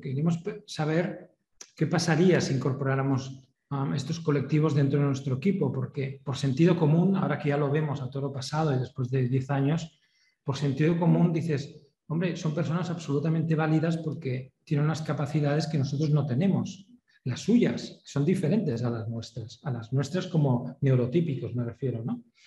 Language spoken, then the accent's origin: Spanish; Spain; nosotros somos españoles